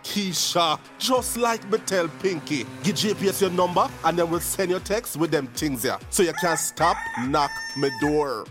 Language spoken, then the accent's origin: English; Kingston, Jamaica; I was um, born in poor surroundings in um, Greenwich, people call Greenwich Farm, Greenwich Town